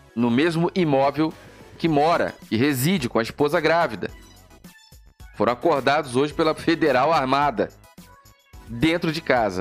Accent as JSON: {"language": "Portuguese", "country": "Brazil", "said": "como brasileiros"}